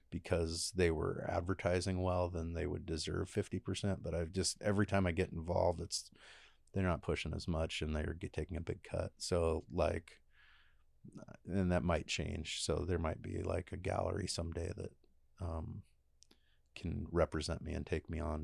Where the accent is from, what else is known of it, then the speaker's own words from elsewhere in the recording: Enumclaw, Washington, United States; growing up in Enumclaw, it wasn't like um, it wasn't appealing.